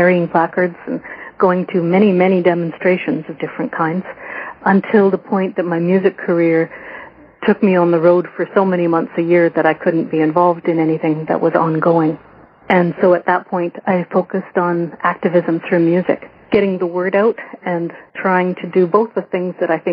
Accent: Ontario, Canada; I grew up in Ontario

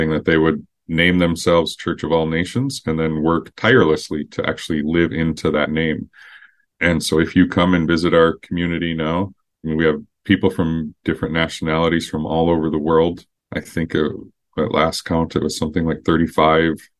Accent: Twin Cities, Minnesota, United States; I grew up in the Twin Cities here, so going to elementary and middle school in white suburbia

